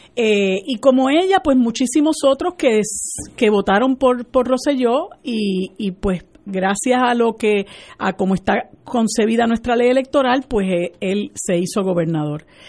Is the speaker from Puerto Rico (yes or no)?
yes; Puerto Rico; nuestro país